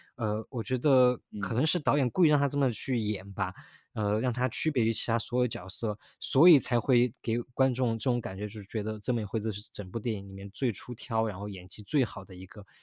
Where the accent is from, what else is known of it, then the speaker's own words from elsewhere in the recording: Sichuan, China; 我是在四川长大的